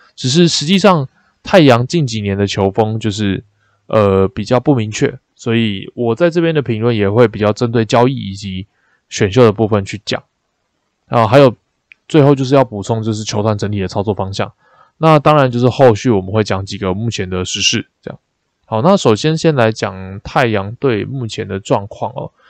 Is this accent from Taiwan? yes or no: yes; Taipei, Taiwan; 身为一个台北人，就是二十几年来第一次泡到基隆河里面